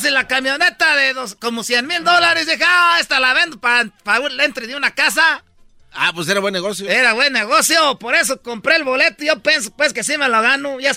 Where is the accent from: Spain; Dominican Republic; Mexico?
Mexico; Michoacán; Ya ves, no, es chiques, para que no sepan que soy de Michoacán.